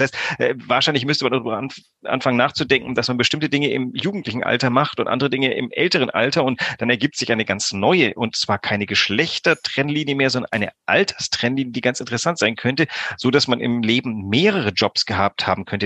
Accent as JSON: {"language": "German", "country": "Greece", "tie": "born or raised there", "moved": "yes", "said": "ich bin auch in Griechenland groß geworden"}